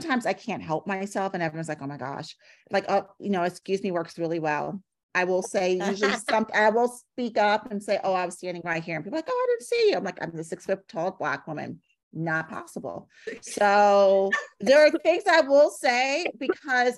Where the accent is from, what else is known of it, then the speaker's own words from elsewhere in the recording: New York City, New York, United States; I'm from New York City